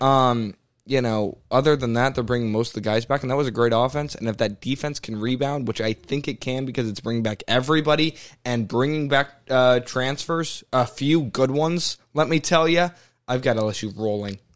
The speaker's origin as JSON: {"language": "English", "region": "Texas", "country": "United States", "tie": "born or raised there", "said": "I was born in Texas"}